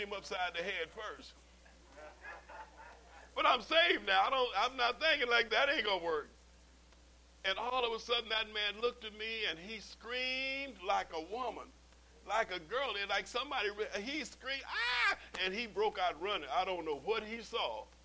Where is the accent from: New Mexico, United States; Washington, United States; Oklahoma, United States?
Oklahoma, United States; Okmulgee; Okmulgee, my hometown down in Oklahoma?